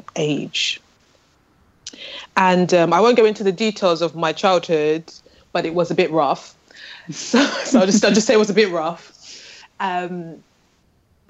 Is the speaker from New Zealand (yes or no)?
no; London, United Kingdom; born in Islington in North London.